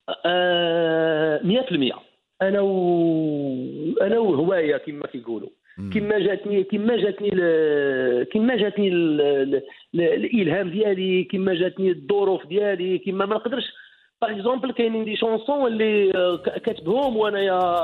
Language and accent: Arabic; Ait Ichou / near Khemisset, Rabat-Salé-Kénitra, Morocco; moved away; also born or lived in France; انا من تيم كساوين يعني قريب للخميسات